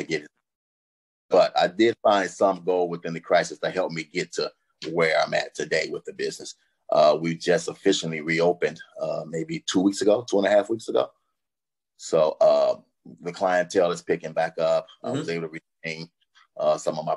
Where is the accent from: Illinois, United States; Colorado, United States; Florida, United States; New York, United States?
Illinois, United States; Chicago; moved away as an adult; now in Los Angeles, United States; I'm originally from Chicago. I lived in several different cities across the United States